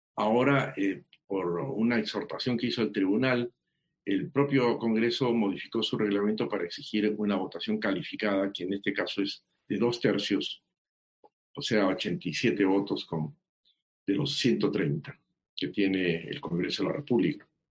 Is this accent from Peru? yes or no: yes; Peru